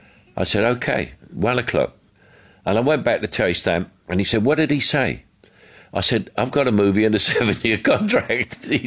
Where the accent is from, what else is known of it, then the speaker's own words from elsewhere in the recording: London, United Kingdom; accent: Cockney; he would only have seen me as a Cockney and unable to do anything else.